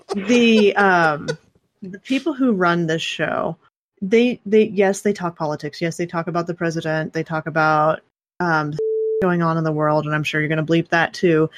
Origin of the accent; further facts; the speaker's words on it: South West Kansas, United States; I grew up in South West Kansas